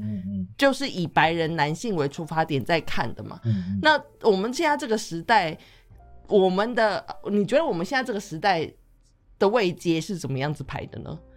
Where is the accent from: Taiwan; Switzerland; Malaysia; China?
Taiwan; moved away; 我这一次回台湾，因为是隔三年才回去，嗯。然后我在回去的时候，我就去了我以前就是小时候住的旧家那一带